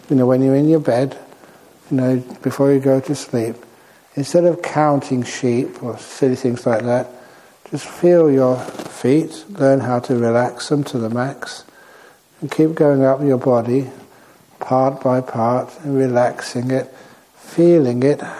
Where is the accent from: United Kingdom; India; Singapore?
Singapore; I am from Singapore.